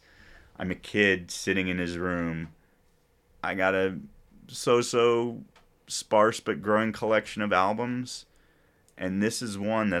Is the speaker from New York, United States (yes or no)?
yes; New York City, New York, United States; born there; I was born in New York City.